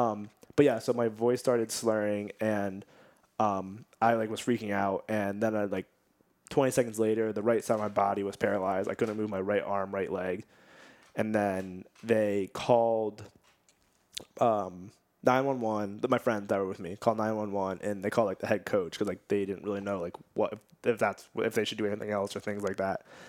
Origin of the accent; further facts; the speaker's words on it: Nazareth, Pennsylvania, United States; also born or lived in Bethlehem, Pennsylvania; I'm from Nazareth, Pennsylvania, and I just took a jog around Nazareth, like, went to the high school